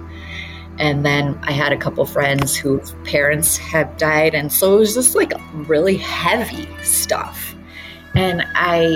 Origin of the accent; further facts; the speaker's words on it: Detroit, Michigan, United States; moved away; I grew up in Detroit